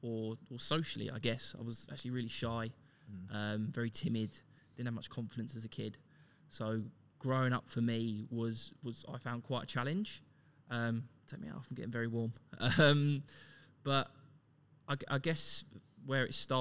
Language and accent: English; Luton, East of England, United Kingdom; moved away as an adult; now in Melbourne, Australia; Luton if you pronounce your T's properly. Multiple times voted the worst place to live in the UK. So as you can imagine, quite a rough upbringing